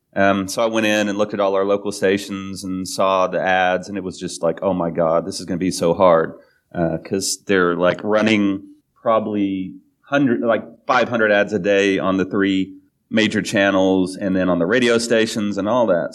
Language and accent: English; Oklahoma, United States; growing up in Oklahoma and being Baptist growing up and right wing